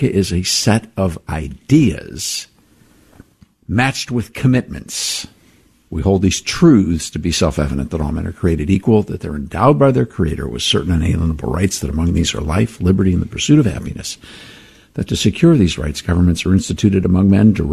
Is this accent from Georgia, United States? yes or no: no; Ohio, United States; also born or lived in Western Pennsylvania; we grew up in the Northeast Ohio area here in Western Pennsylvania. And so we're kind of hometown boys.